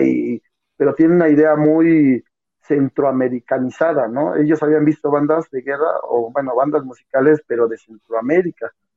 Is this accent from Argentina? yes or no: no; Mexico; para nosotros como mexicanos